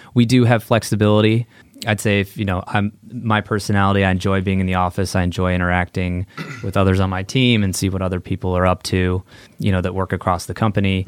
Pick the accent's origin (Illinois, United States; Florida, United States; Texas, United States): Illinois, United States; Chicago; moved away as an adult; also born or lived in Santa Clara, California; growing up in Chicago